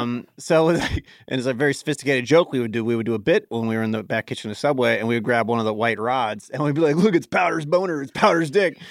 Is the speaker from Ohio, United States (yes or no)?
yes; Cincinnati, Ohio, United States; I was from Clifton, which is where U C is from, or at least where I spent a lot of my growing up